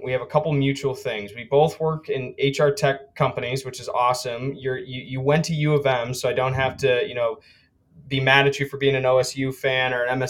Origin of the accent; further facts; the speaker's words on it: Saline, Michigan, United States; You know, I grew up in Saline.